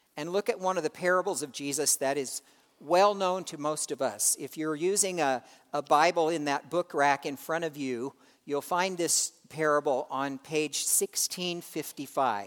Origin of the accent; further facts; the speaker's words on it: United States; we, as American Christians